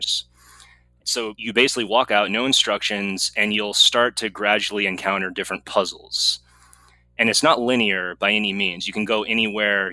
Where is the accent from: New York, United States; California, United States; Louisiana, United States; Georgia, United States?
California, United States; also born or lived in Massachusetts; Been in California most of my life. I was born in Massachusetts and I moved out when I was about 7 or 8. And I did all my schooling in California after